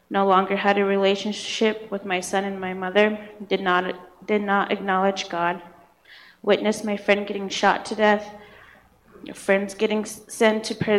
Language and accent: English; Montana, United States; I was raised up on the Northern Cheyenne Reservation. I grew up in a loving, caring home with parents who loved the Lord.